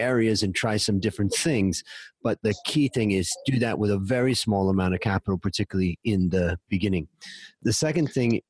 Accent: Ohio, United States; moved away as an adult; also born or lived in Thailand; We grew up together in Ohio

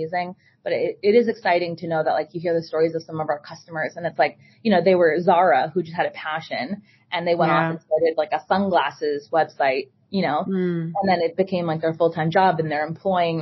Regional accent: Boston, Massachusetts, United States; born and raised in Boston, Massachusetts.

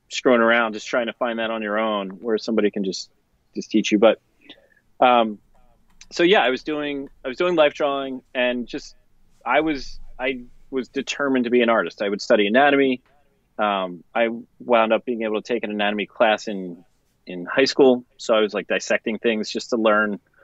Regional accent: suburb outside of Philadelphia, Pennsylvania, United States; I grew up outside of Philly in a suburb um, outside of Philly

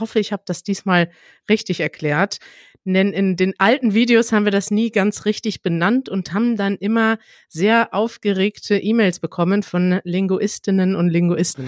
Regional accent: Germany; dass ich da als Deutsche

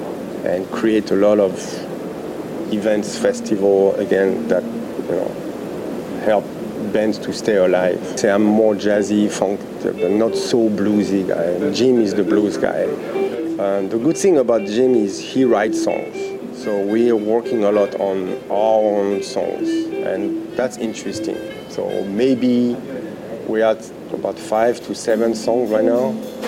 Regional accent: Paris, Île-de-France, France; now in Taiwan; I'm from France, Paris, born in Paris, and I've been in Taiwan for about 10 years.

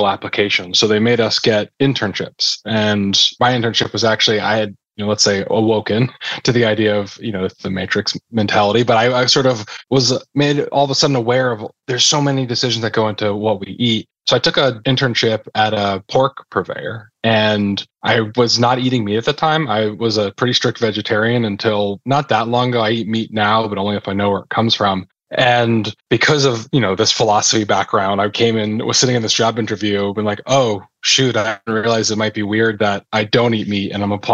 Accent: New Jersey, United States; I grew up in New Jersey

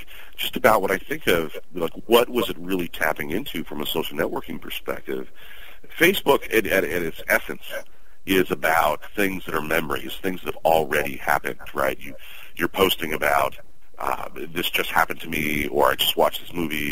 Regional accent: New York, United States; also born or lived in the South (US); Being a New Yorker

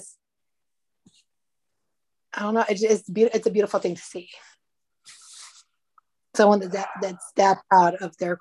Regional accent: United States; moved away as an adult; now in Ukraine; we're from America.

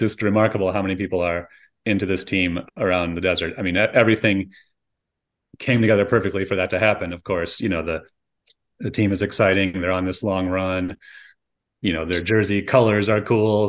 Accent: Michigan, United States; now in Coachella Valley, United States; I'm from Michigan

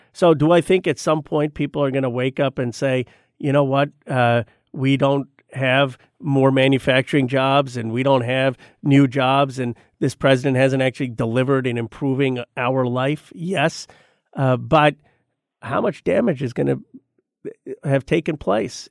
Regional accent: Bucks County, Pennsylvania, United States; moved away; also born or lived in Philadelphia, Pennsylvania; I grew up in Bucks County, Pennsylvania

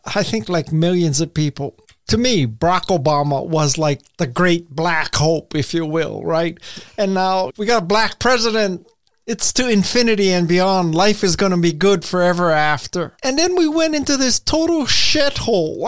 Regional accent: Hawaii, United States; I'm from Hawaii

